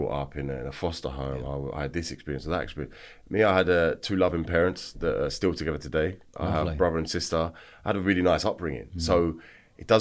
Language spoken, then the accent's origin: English; Feltham, London, United Kingdom; I grew up in Feltham, West London